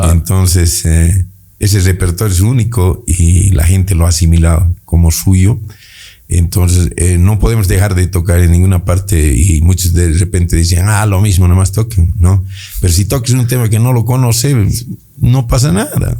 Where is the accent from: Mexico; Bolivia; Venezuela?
Bolivia